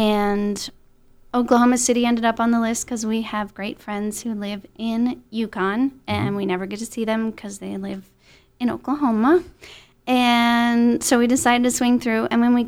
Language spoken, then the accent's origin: English; Netherlands; also born or lived in Texas, United States; And then when I was 13, I moved to Holland and went to high school in Holland.